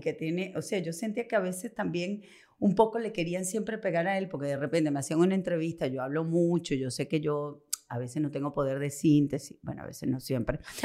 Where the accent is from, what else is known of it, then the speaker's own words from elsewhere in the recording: Venezuela; now in Argentina; mi país, a Venezuela